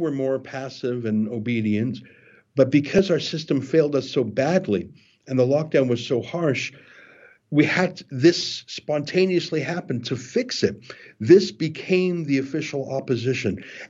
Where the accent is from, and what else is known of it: Canada